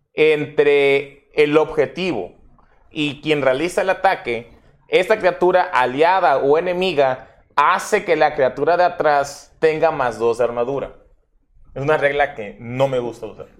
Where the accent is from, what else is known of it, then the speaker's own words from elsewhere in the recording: Mexico; somos mexicanos